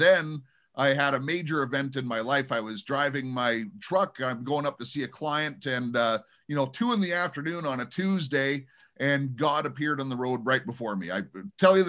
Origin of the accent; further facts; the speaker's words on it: United States; moved away as an adult; now in Toronto, Canada; I'm an American, but I'm living in Toronto area right now.